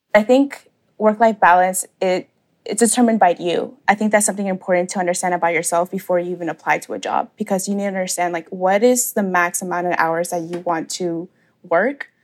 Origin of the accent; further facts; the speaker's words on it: Atlanta, Georgia, United States; I was born and raised here in Atlanta, Georgia